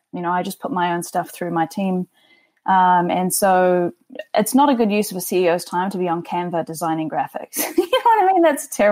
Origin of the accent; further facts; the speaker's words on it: New Zealand; now in Toronto, Canada; I'm originally from New Zealand, as you can probably tell from my sultry accent